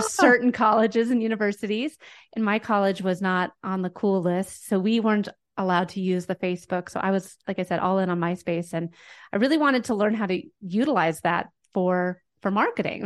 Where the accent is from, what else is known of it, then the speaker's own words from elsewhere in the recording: Denver, Colorado, United States; I'm from Denver, Colorado.